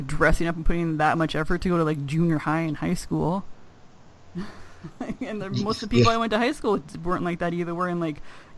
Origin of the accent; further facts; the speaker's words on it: Ontario, Canada; me being from Ontario